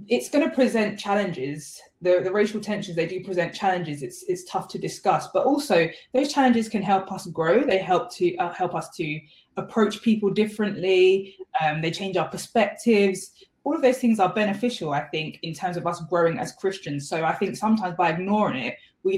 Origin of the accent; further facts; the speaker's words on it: London, United Kingdom; also born or lived in Croydon; live in Croydon, but I was actually born and raised in Lewisham